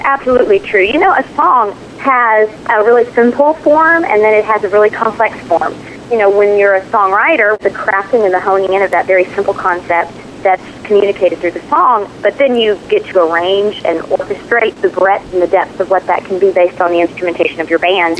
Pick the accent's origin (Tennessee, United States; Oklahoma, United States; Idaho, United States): Tennessee, United States; Nashville; I grew up singing professionally in Nashville